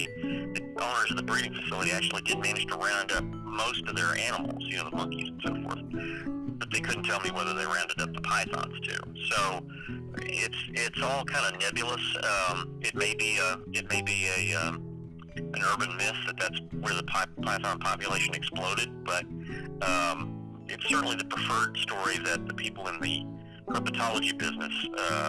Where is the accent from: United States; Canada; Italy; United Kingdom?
United States; Pensacola, Florida; I'm from Pensacola originally.